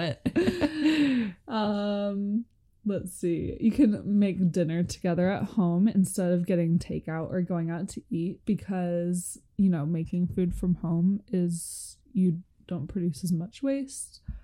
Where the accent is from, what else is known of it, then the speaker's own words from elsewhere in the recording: United States; we're from America.